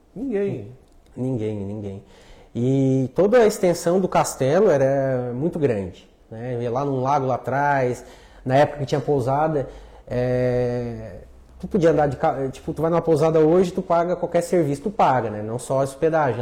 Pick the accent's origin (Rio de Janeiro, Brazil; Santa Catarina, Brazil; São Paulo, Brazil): Santa Catarina, Brazil; Lauro Müller; Nasci em Lauro Miller. Sou natural dali.